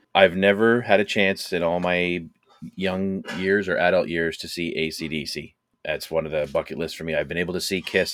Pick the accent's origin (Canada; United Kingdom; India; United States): Canada; we're, uh, Canadian